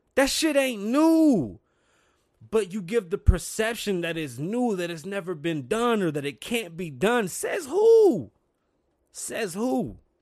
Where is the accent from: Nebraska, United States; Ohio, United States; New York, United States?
New York, United States; New York City; now in Las Vegas, United States; I am from the Bronx.